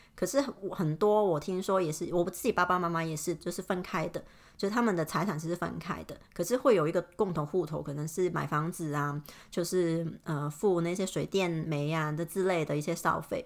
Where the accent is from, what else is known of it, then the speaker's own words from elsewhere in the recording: Hong Kong; first language Cantonese; Chinese is a second language; moved away as an adult; now in Melbourne, Australia; 我也是香港长大的香港人